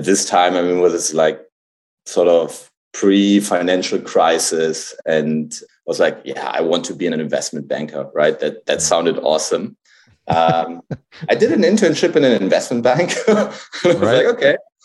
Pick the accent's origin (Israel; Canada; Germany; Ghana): Germany; Hamburg; moved away as an adult; I grew up in Hamburg. Like I was born in Hamburg. I grew up there like until the end of high school, so didn't really move or anything.